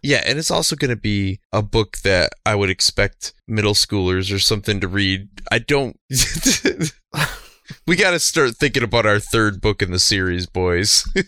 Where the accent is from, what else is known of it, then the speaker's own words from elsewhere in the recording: Bay City, Michigan, United States; Bay City is my hometown and where I currently